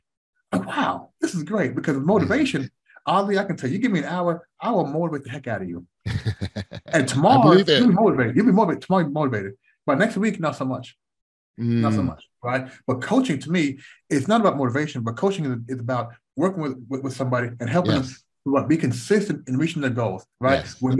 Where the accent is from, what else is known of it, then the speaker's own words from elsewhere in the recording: United States; growing up in the United States, because we weren't born there, We never had this slave mentality.